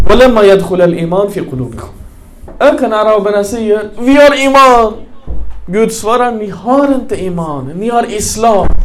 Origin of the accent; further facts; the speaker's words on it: Malmö, Skåne, Sweden; Jag är uppväxt i Rosengård, alla muslimer.